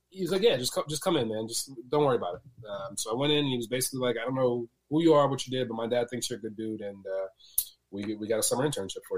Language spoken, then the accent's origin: English; Connecticut, United States; also born or lived in Jamaica / New Jersey; Uh, we came here from Jamaica, and then we moved from Jamaica to Connecticut, and then Connecticut up to uh, from, um, from, Jamaica to Jersey, and then Jersey to Connecticut. And was up in northern Connecticut.